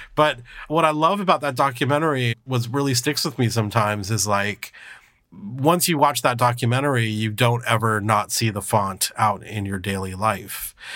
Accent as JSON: {"language": "English", "region": "California", "country": "United States", "tie": "born or raised there", "said": "I grew up in multiracial California"}